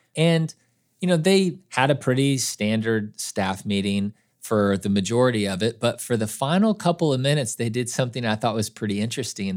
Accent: Kansas City, United States; I grew up in Kansas City

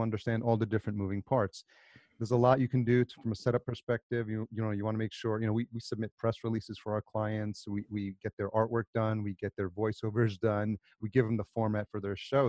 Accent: New York, United States; also born or lived in El Salvador / Atlanta; I was born in El Salvador and I was raised in New York

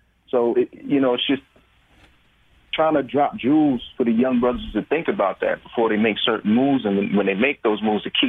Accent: New York, United States

